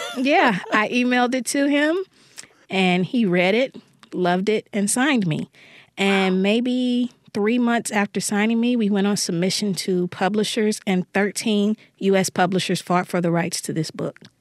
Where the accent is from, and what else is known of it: Jackson, Mississippi, United States; born or raised there